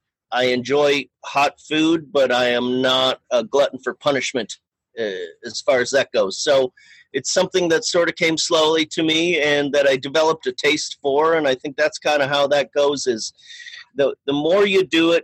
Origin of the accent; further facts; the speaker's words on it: Fridley, Minnesota, United States; moved away as an adult; also born or lived in Summit County, Colorado / Boulder, Colorado; now in Longmont, United States; I am from Fridley, Minnesota, which is a northeastern suburb of Minneapolis.